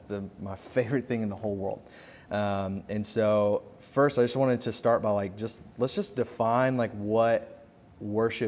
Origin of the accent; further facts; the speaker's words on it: Memphis, Tennessee, United States; now in Kansas City, United States; I was born and raised in Memphis, Tennessee